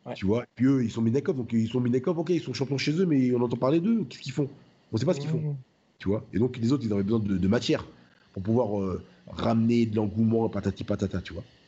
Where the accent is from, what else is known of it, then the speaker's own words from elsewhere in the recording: France; je suis français